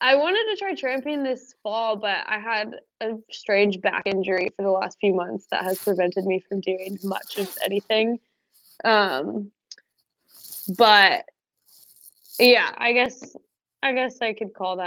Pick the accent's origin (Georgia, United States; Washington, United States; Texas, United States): Washington, United States; Twisp; moved away; also born or lived in Colorado; my hometown in Schwisp